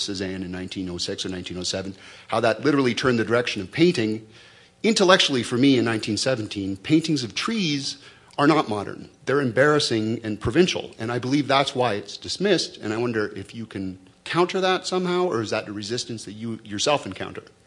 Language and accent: English; Canada; being Canadian